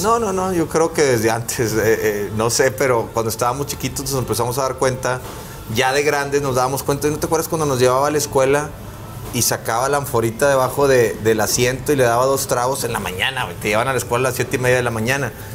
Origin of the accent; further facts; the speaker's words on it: Monterrey, Nuevo León, Mexico; also born or lived in Mexico City; yo salí del Big Brother, otro regio, mamadillo, este, igual que el pato, güerillo